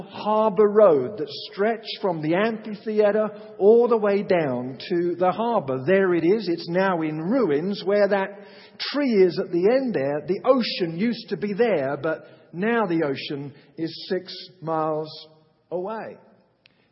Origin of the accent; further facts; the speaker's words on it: England, United Kingdom; now in United States; I'm actually from England